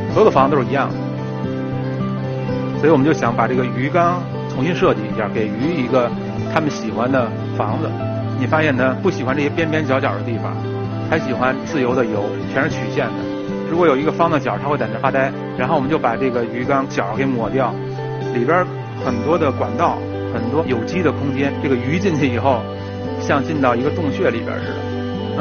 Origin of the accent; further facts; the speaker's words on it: Beijing, China; 我就是老北京，我从那个院子里长大的